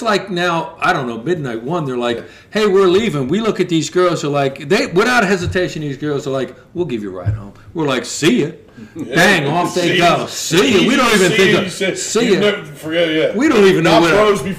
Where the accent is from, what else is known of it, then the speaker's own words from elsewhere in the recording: Philadelphia, Pennsylvania, United States; as soon as we said we're from Philly, we're out for a week.